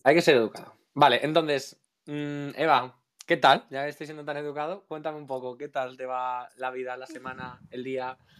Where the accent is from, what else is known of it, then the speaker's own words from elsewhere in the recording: Alicante, Valencian Community, Spain; soy de Alicante